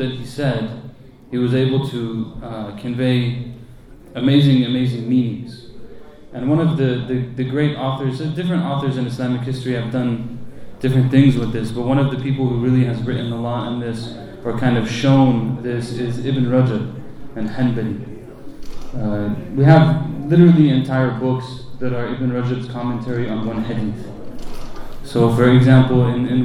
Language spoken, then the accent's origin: English; United States; growing up in America